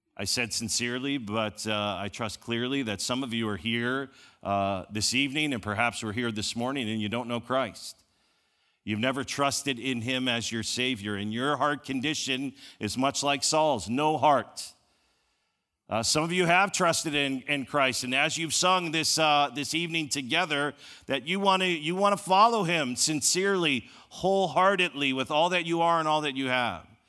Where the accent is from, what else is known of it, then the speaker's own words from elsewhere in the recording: Chicago, Illinois, United States; I grew up in Chicago